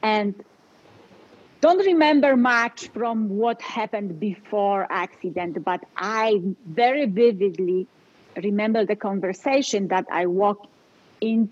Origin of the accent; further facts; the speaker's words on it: Poland; English is a second language; moved away as an adult; now in Colorado, United States; I was born and raised in Poland